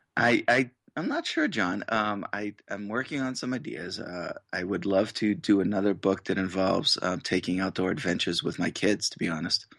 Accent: Massachusetts, United States; moved away as an adult; now in Boise, Idaho, United States; I grew up in Massachusetts

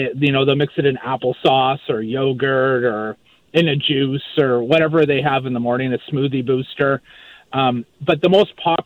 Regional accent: Maple Ridge, British Columbia, Canada; also born or lived in Vancouver Island; now in Moncton, Canada; I'm originally from Maple Ridge, BC, grew up in Maple Ridge, and I now live in Moncton, New Brunswick

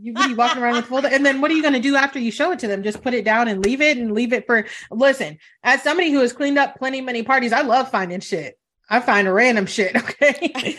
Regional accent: Italy; moved away; I was born in Italy

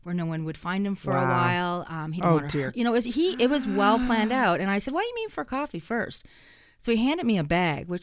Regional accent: Hamilton, Ontario, Canada; I'm from Hamilton

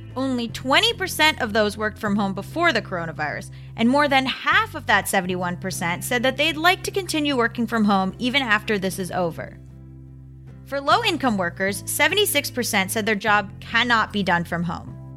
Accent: Florida, United States; I'm from Florida

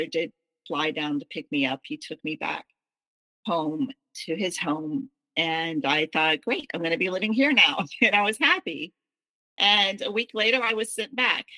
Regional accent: the South, United States; I was raised in the South

